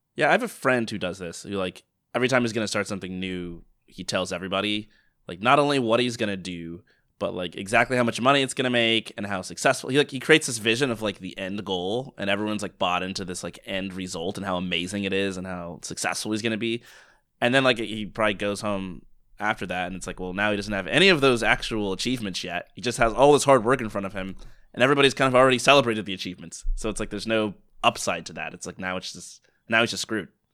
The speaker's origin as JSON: {"language": "English", "country": "United States", "said": "I'm American"}